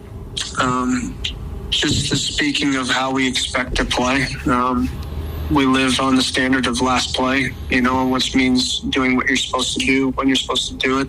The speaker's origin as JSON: {"language": "English", "region": "Arizona", "country": "United States", "moved": "as an adult", "lives_now": "Brookings, United States", "said": "I'm from Arizona"}